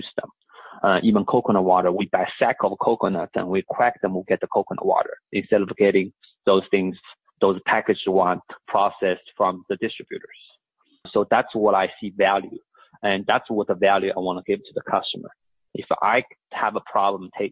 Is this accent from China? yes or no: yes; Shanghai, China; also born or lived in Houston, Texas; now in United States; I was born and raised in Shanghai, China, came here as, you know, my mom brought me here, went to college here